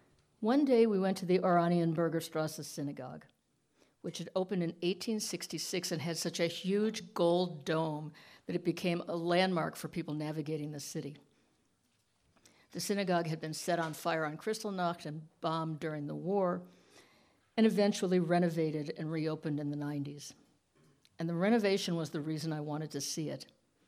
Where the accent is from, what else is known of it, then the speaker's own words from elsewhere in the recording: Detroit, Michigan, United States; I grew up in Detroit in a completely non-observant Jewish family.